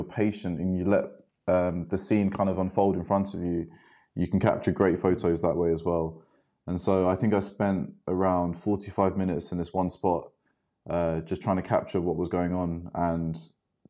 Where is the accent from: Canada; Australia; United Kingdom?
United Kingdom; London; I grew up in London